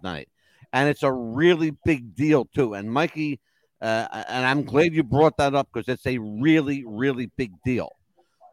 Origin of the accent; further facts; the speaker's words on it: New Jersey, United States; the state of New Jersey, my hometown